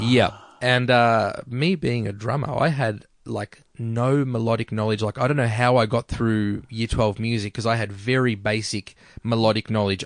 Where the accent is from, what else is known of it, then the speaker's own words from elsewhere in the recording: Melbourne, Victoria, Australia; also born or lived in Brunswick, Melbourne / Doreen, Victoria / Mernda, Victoria; Greensboro for ages, grew up in Greensboro